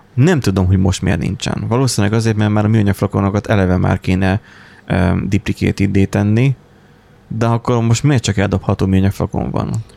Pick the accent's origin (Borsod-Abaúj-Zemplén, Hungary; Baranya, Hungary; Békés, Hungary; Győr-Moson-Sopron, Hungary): Borsod-Abaúj-Zemplén, Hungary; mert ugye a busz se nagyon járt, tehát borsodról van szó